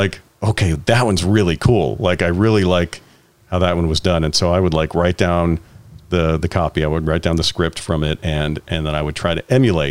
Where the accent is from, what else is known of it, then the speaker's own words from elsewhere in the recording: Richmond, Vermont, United States; I grew up in Richmond, Vermont